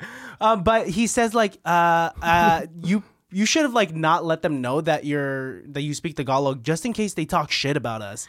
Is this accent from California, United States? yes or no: yes; San Francisco, California, United States; I was born in San Francisco